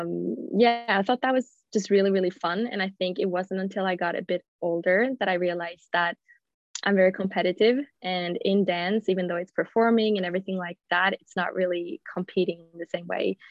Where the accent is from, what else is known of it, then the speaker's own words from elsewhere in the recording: Gothenburg, Västra Götaland, Sweden; English is a second language; moved away as an adult; also born or lived in United States; I'm yeah. Swedish. I'm from Gothenburg from the beginning